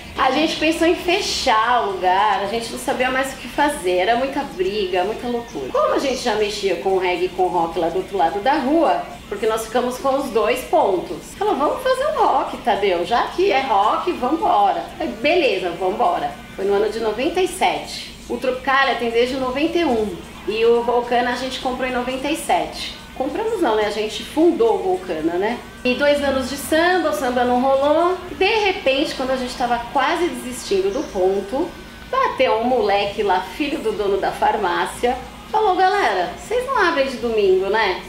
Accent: São Paulo, Brazil; born or raised there; also born or lived in São Bernardo do Campo

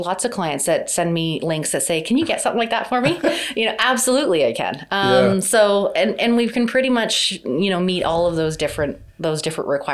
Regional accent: Hamilton, Ontario, Canada; also born or lived in Vancouver; I grew up in Hamilton. My dad grew up in Hamilton

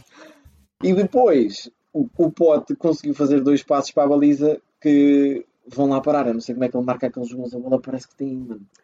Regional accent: Portugal; eu, como português

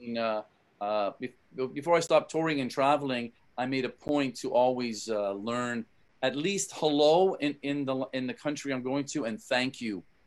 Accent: Canada; moved away; I'm from Canada originally

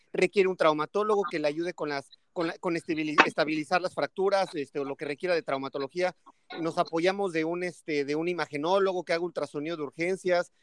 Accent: State of Mexico, Mexico; moved away as an adult; also born or lived in Toluca; now in Playa del Carmen, Mexico; yo soy de la, del Estado de México

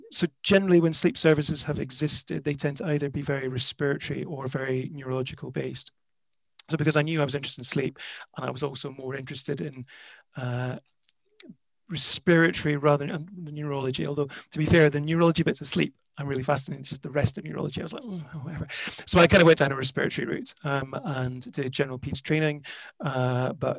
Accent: the Highlands, Scotland, United Kingdom; also born or lived in Glasgow / Edinburgh / Sydney; now in London, United Kingdom; I'm from the Highlands

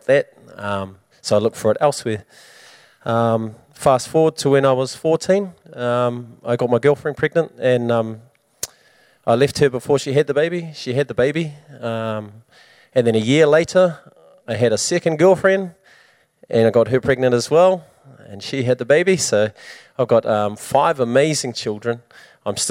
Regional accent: Wellington, New Zealand; moved away as an adult; now in Hamilton, New Zealand; I'm from Wellington

